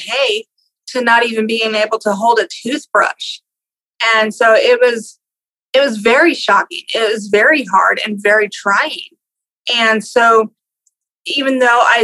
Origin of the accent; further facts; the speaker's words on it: Exeter, California, United States; I grew up in California, a little tiny town called Exeter